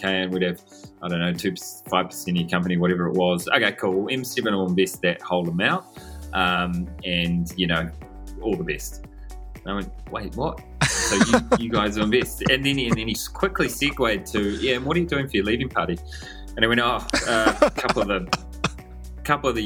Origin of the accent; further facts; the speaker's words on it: Bay of Islands, Northland, New Zealand; also born or lived in United Kingdom / Europe; now in Auckland, New Zealand; Born and bred in New Zealand from up in the sunny top of New Zealand, the place called the Bay of Islands. Grew up up there